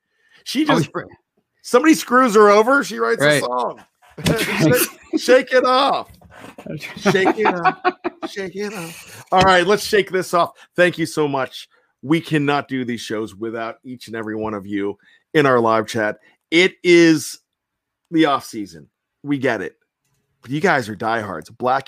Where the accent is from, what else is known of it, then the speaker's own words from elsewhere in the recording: Johnstown, Pennsylvania, United States; We're from Pennsylvania. I know he's Central Pennsylvania. I'm Western, maybe Central Pennsylvania, being Johnstown.